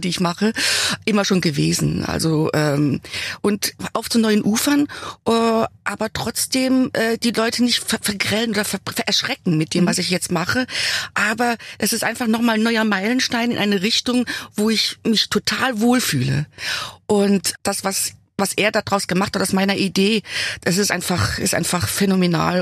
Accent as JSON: {"language": "German", "region": "Saarland", "country": "Germany", "tie": "born or raised there", "said": "Also ich bin da geblieben, wo ich aufgewachsen bin. Ja. Ich habe mein Dorf nicht verlassen. Ich bin im Saarland"}